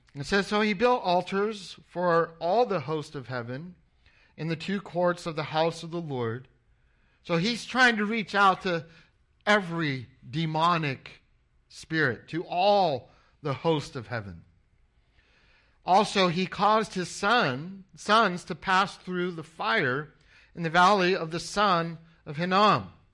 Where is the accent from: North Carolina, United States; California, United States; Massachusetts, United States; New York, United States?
California, United States; Anaheim; moved away as an adult; I grew up in Anaheim, California. I was born, uh, in Anaheim and I went to Anaheim High School